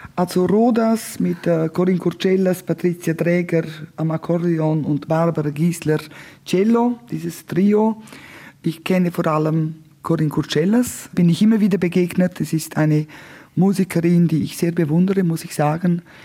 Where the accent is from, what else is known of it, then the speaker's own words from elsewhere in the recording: Martina, Graubünden, Switzerland; Also ich komme aus dem östlichsten Punkt der Schweiz. Ich bin in Martina an der Grenze aufgewachsen.